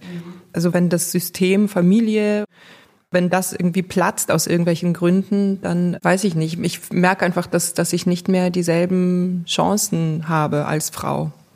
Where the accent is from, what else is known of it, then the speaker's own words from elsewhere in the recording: Belarus; moved away; ich komme aus Weißrussland, also aus der Sowjetunion ehemals